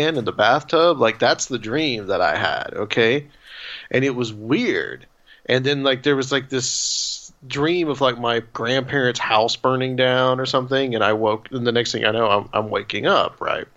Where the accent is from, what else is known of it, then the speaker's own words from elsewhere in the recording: Chattanooga, Tennessee, United States; now in Nashville, United States; I live in Nashville now. I'm from Chattanooga.